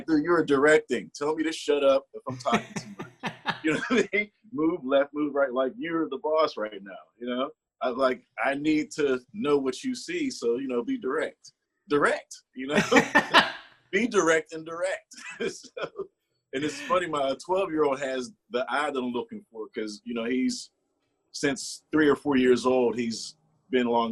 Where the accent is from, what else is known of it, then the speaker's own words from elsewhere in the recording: Pittsburgh, Pennsylvania, United States; moved away; It was part of an artist collective called Bridge Spotters at my hometown of Pittsburgh, PA.